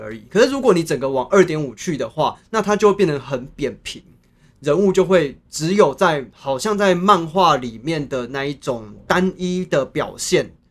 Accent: Chiayi, Taiwan; 我是嘉义人

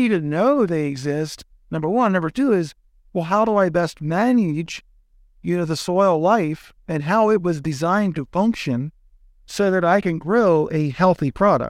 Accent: Pennsylvania, United States; from Southern Pennsylvania, Lancaster County.

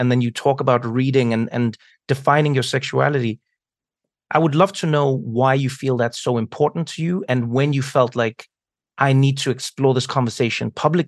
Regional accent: South Africa; I grew up in South Africa at a time when, you know, not only were we, I mean, exploring the very genesis of a democracy

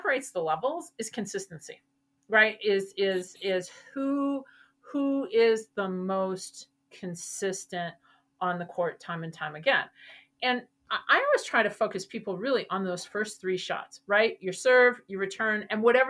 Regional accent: Wisconsin, United States; moved away; I'm originally from Wisconsin

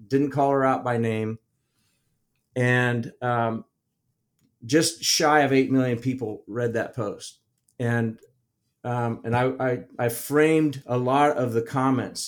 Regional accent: Midwest, United States; I'm from the Midwest

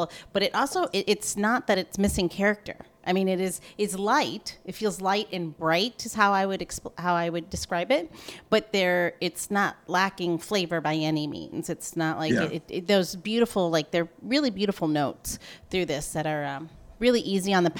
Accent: Midwest, United States; moved away; I grew up in the Midwest

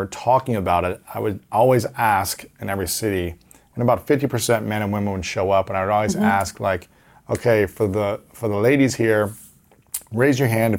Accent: Ohio, United States; especially as an athlete growing up in Ohio.

